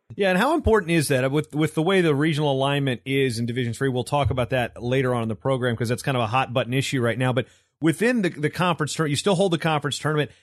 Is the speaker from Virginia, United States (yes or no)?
yes; Virginia, United States; my home state of Virginia